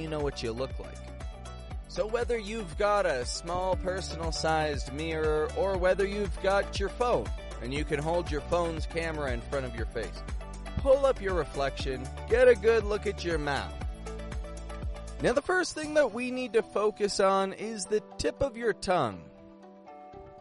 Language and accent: English; Toronto, Ontario, Canada; I'm from Toronto, Canada